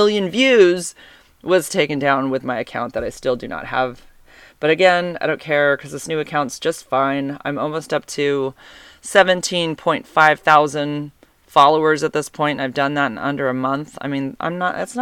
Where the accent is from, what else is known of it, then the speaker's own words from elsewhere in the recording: Santa Cruz, California, United States; I'm from Santa Cruz also.